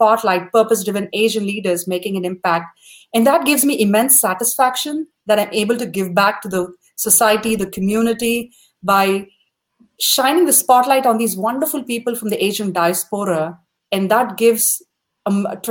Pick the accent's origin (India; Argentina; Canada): India; South India; moved away as an adult; now in United States; When we grew up in India back in the 90s